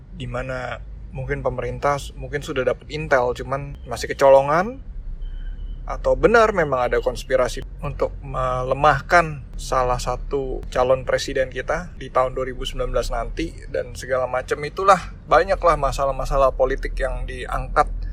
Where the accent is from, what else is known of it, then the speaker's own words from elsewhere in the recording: Indonesia; ras gue Chinese ya gue keturunan warga keturunan tapi gue orang Indonesia